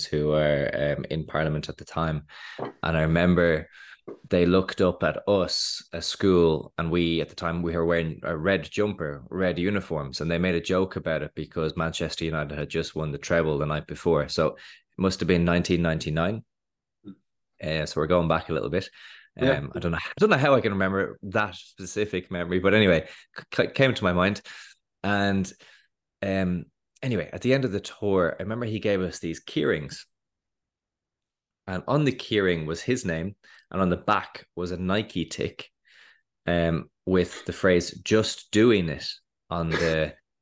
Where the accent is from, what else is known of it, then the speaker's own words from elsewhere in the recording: Dublin, Leinster, Ireland; I grew up in Dublin